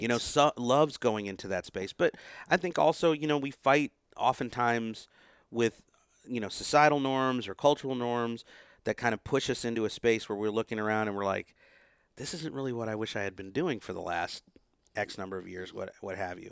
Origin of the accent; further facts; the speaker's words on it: United States; an Indian American, you know, growing up in that culture